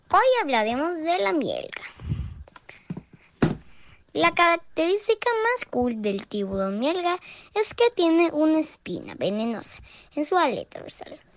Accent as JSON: {"language": "Spanish", "country": "Guatemala", "said": "de Guatemala."}